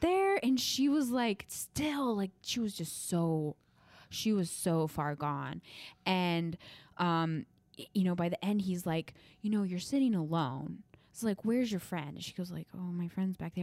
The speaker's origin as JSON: {"language": "English", "region": "Midwest", "country": "United States", "moved": "yes", "said": "I'm from the Midwest"}